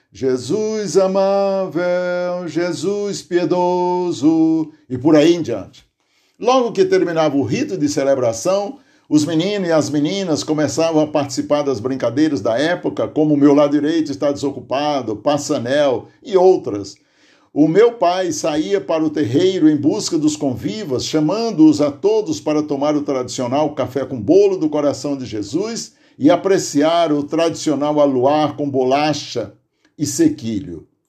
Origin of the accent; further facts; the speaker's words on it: Aurora, Ceará, Brazil; now in Santo André, Brazil; uma das lembranças mais marcantes na minha memória de juventude lá no sítio Tipi, Aurora, Ceará, onde nasci